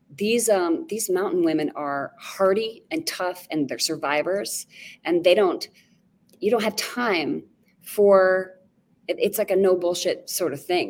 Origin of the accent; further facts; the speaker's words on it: Castle Rock, Colorado, United States; moved away; I'm from Castle Rock, just like south of Denver